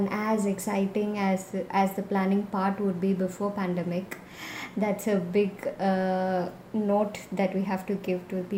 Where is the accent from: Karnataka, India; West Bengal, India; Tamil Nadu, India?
Tamil Nadu, India; Chennai; I'm from Chennai and I'm a landscape and travel photographer.